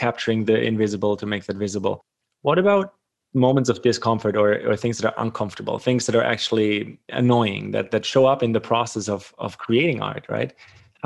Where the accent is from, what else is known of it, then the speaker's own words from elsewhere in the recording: Germany; now in Canada; I grew up in Germany. I live in Canada now.